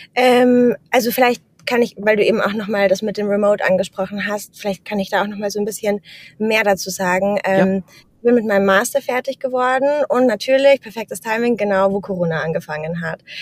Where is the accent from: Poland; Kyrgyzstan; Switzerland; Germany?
Germany; moved away as an adult; also born or lived in Amsterdam, Netherlands; now in Vienna, Austria; Also ich komme aus Deutschland, arbeite mittlerweile remote für ein finnisches Tech-Startup und wohne jetzt mittlerweile in Wien